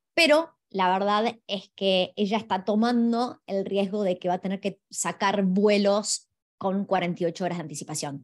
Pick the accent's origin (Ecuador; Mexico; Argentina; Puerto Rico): Argentina; yo soy de Argentina